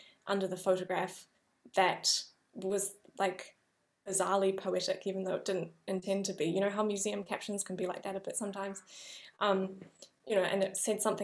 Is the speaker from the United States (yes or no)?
no; New Zealand; moved away as an adult; I have as a New Zealander coming to Europe